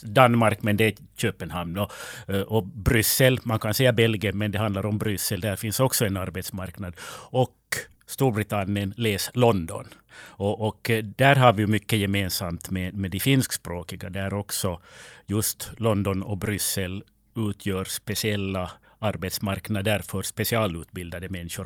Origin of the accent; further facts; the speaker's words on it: Finland; Här i Finland